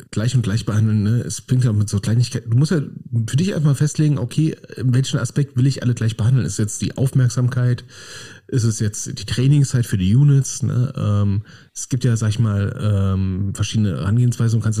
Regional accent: Berlin, Germany; Berlin, als Berliner würde ich ja auch mal sagen, ne, es, ist schon Lob, wenn man mich einfach in Ruhe lässt.

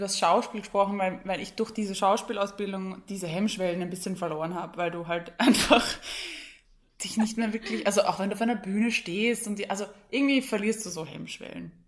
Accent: Vienna, Austria; bei uns in Wien

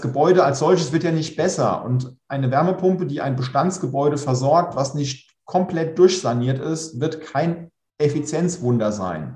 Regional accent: Pfungstadt, Hesse, Germany; also born or lived in Darmstadt; groß geworden in, äh, in Funkstadt

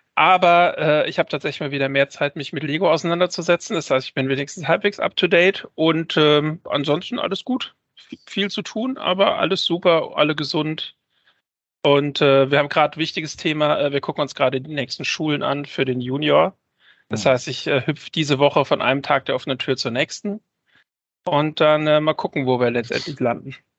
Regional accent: Saarland, Germany; moved away; ich bin ja auch im Saarland groß geworden

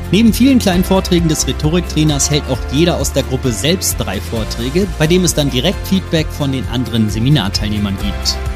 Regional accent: Bavaria, Germany; Kinderpflegerin aus Franken.

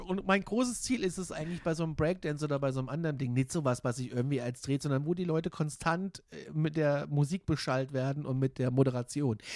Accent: Gudensberg, Hesse, Germany; moved away as an adult; also born or lived in Kassel / Frankfurt; Gudensberg bei Kassel, da wo ich herkomme

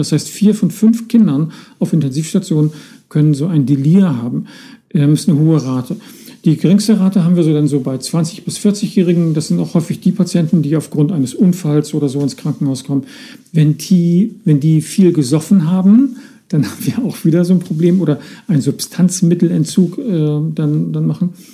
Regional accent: Northern Germany, Germany; bei uns im Norden tüdelig

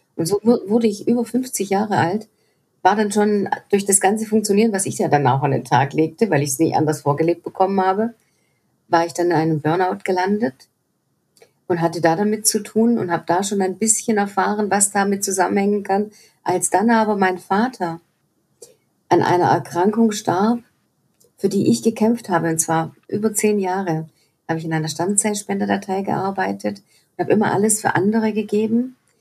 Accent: Swabia, Germany; ich komme aus dem Schwäbischen auch noch, Heus-, Schaffe, Schaffe, Häusle-Bauer

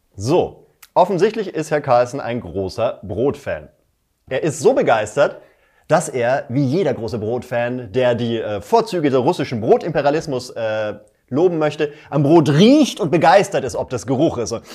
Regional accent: Germany; ich als Deutscher

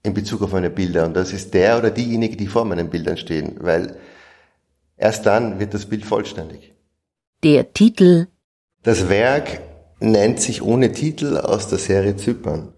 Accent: Vienna, Austria; Ich komme aus Wien, bin hier aufgewachsen

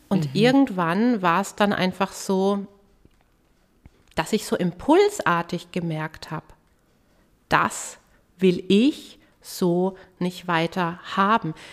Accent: Herzogenaurach, Bavaria, Germany; in meiner Heimatstadt Herzogenaurach.

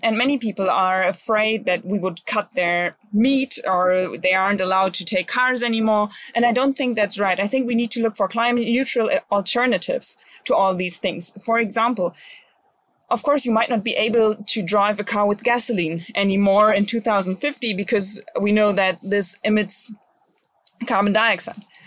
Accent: Bremen, Germany; my home state, especially to Bremen, um, because I like to live here.

